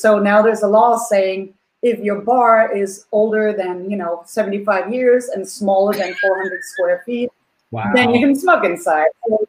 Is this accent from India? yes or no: no; Svendborg, Southern Denmark, Denmark; now in New York, United States; one of my hometown, Svendborg